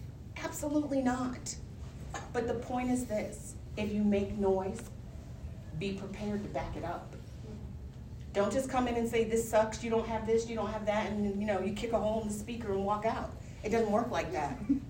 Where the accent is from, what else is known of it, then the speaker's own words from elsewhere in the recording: Rhode Island, United States; I'm from Rhode Island. I could talk like this the entire time if I wanted to, because this is what my normal accent sounds like.